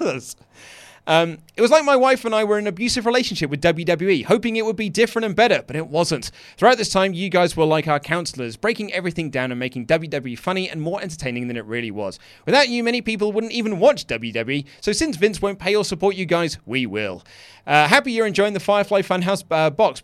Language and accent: English; United Kingdom; I'm British